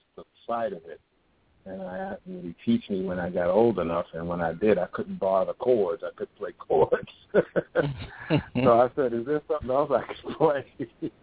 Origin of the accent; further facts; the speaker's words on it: New York City, New York, United States; also born or lived in Manhattan, New York; I was raised in the Bronx, Brooklyn, and Queens